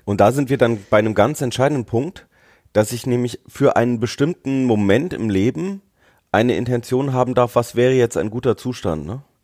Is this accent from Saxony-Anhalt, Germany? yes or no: no; Nuremberg, Bavaria, Germany; ich bin ja in Nürnberg aufgewachsen.